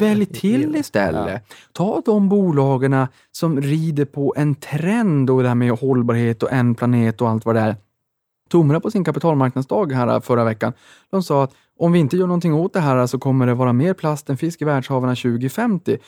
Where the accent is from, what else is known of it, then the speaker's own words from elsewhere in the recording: Boden, Norrbotten County, Sweden; moved away; jag var hemma i Boden i Sävas